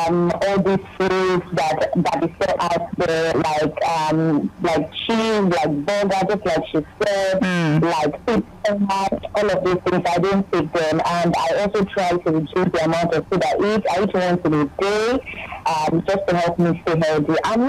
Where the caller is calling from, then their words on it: Morocco; Hi, good morning. … I'm calling from Morocco.